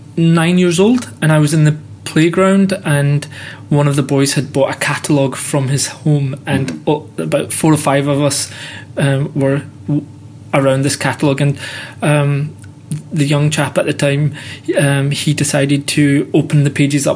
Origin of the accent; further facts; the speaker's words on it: Scotland, United Kingdom; born and brought up in Scotland